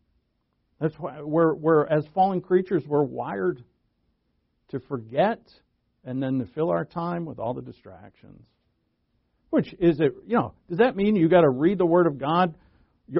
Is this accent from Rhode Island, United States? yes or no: yes; Rhode Island, United States; I'm from New England. I'm born and raised in Rhode Island